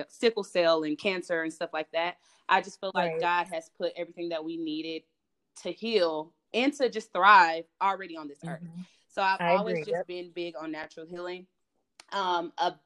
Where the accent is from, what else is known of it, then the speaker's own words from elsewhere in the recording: Kansas City, Missouri, United States; I am born and raised in Kansas City